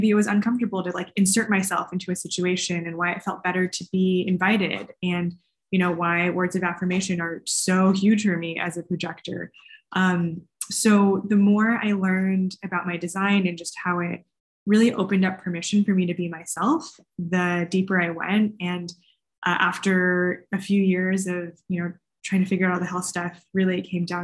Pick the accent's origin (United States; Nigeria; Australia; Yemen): United States; California; I grew up in California. My parents are Chinese American immigrants